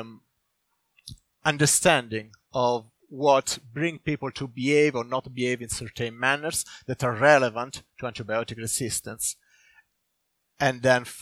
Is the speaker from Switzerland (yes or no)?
no; Italy; now in Sweden; I'm from Italy